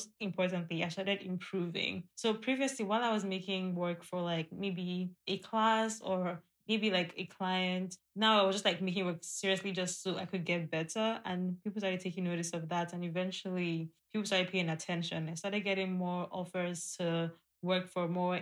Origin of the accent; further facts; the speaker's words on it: Nigeria; being a Nigerian and being a Black woman in today's climate